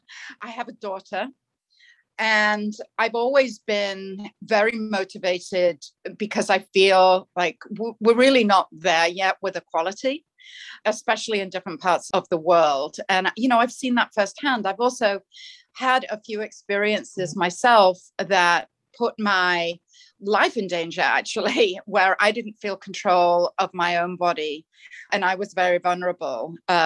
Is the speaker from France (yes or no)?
no; England, United Kingdom; Well, I grew up in England, but my father was a sea captain. And so I grew up sailing around the world in my father's ship until I was about 17 years old.